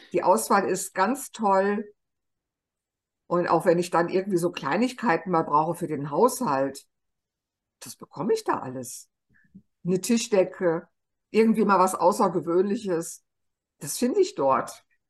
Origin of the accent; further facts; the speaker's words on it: Germany; bei uns in Deutschland